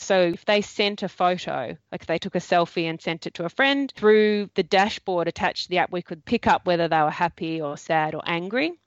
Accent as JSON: {"language": "English", "country": "Australia"}